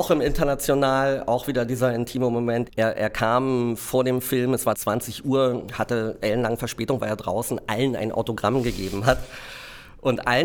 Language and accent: German; Berlin, Germany; born or raised there